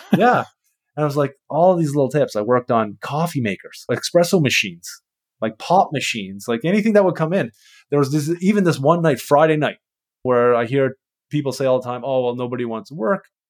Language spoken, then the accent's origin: English; Canada; I'm from Canada. I'm a refrigeration mechanic